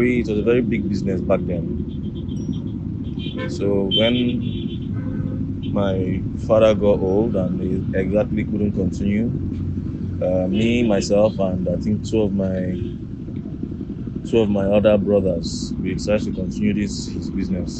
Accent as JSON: {"language": "English", "town": "Ubakala", "region": "Abia", "country": "Nigeria", "said": "I'm from Abia State, Ubakala in Abia State."}